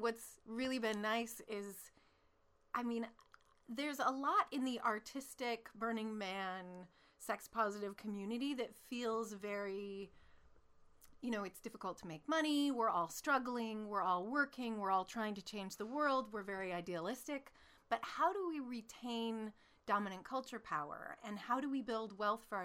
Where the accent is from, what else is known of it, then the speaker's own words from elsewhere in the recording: Alaska, United States; I'm from Alaska and I'm really a radio announcer